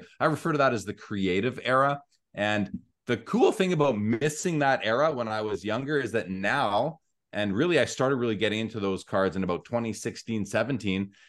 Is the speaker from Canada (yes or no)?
yes; Winnipeg, Manitoba, Canada; I'm from Winnipeg in Canada, north, just north of North Dakota. That's where I'm originally from